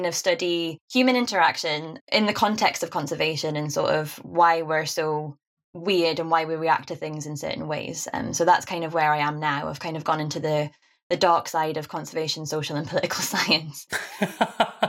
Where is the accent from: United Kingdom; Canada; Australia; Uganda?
United Kingdom; Newcastle upon Tyne, North East England; accent: Geordie; being a Geordie